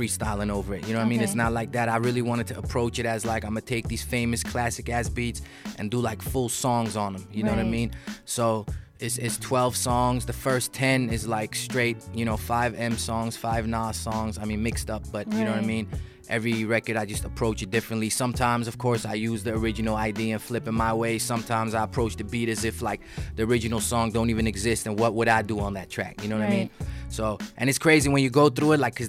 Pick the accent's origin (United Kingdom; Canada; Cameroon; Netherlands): Netherlands; Amsterdam, North Holland; moved away as an adult; now in Los Angeles, United States; I was born in L.A., but I grew up in Amsterdam